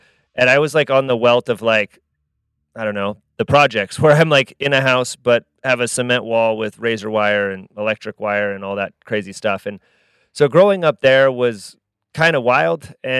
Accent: California, United States; now in Utah, United States; I live in Utah, yes. But I'm from the Bay Area, but I live in Utah.

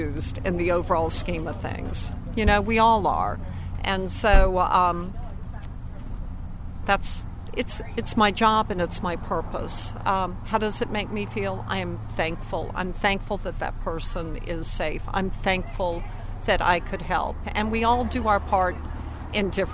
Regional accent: New Orleans, Louisiana, United States; I grew up here

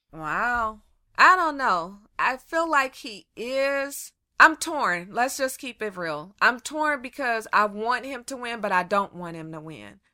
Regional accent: California, United States; I'm born and raised in California, but my family is from Louisiana

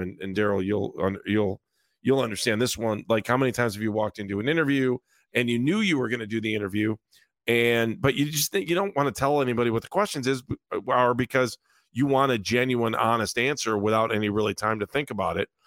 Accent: Northeast Ohio, United States; growing up in Northeast Ohio

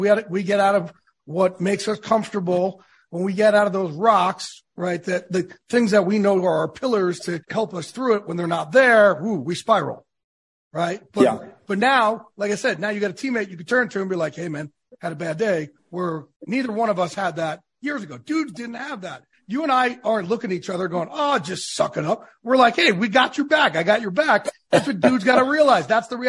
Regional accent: New Jersey, United States; also born or lived in New York; I curse because I'm from Jersey in New York.

